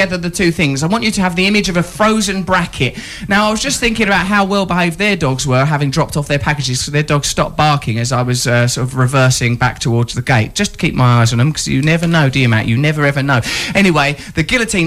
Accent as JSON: {"language": "English", "area": "Essex", "region": "East of England", "country": "United Kingdom", "said": "We're from Essex"}